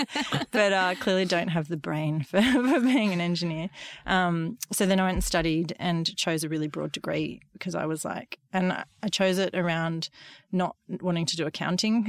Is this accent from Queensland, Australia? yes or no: yes; Gold Coast, Queensland, Australia; I grew up on the Gold Coast in the eighties